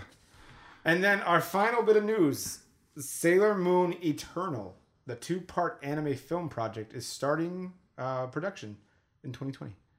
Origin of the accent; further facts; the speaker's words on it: Las Vegas, Nevada, United States; we're from Las Vegas